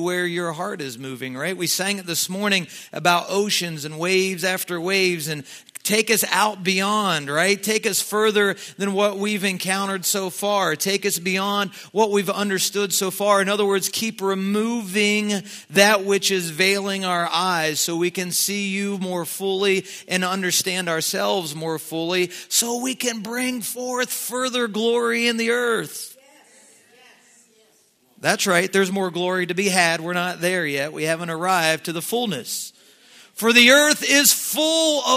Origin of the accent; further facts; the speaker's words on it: Southeast Ohio, United States; I'm from Southeast Ohio. I think we live off of deer hunting